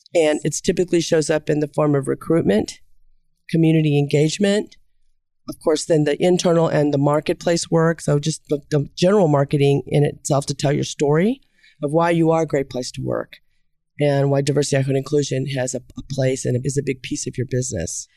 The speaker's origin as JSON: {"language": "English", "town": "Kansas City", "region": "Missouri", "country": "United States", "said": "I'm from Kansas City"}